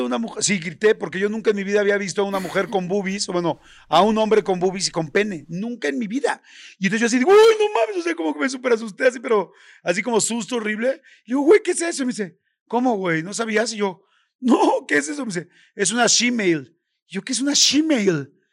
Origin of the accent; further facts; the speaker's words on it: Mexico; soy mexicano y en mi país es normal